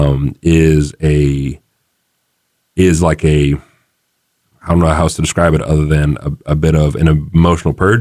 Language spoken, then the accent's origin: English; Siler City, North Carolina, United States; moved away; I was born in North Carolina, born in Siler City